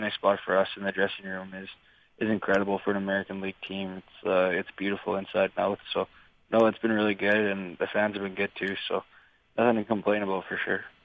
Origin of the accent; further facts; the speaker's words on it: Saskatchewan, Canada; moved away; also born or lived in British Columbia; I'm from Saskatchewan